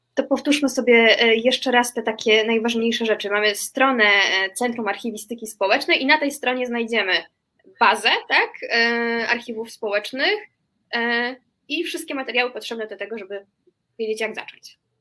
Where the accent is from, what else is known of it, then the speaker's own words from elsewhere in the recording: Łódź, Łódź Voivodeship, Poland; urodziłam się e, w Łodzi